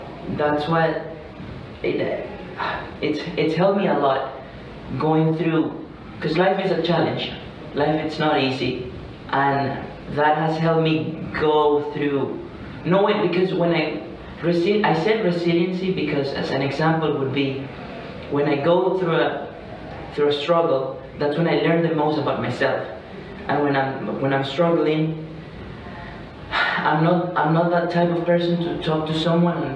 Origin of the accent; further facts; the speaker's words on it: Venezuela; moved away as an adult; I'm from Venezuela.